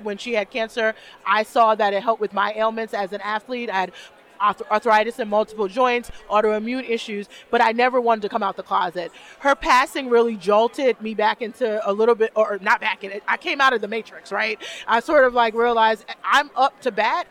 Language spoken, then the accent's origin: English; New York City, New York, United States; moved away as an adult; also born or lived in New Jersey / Arizona / San Diego, California; now in Buffalo, United States; I'm from Brooklyn, so I'm a New York girl. I'm Brooklyn born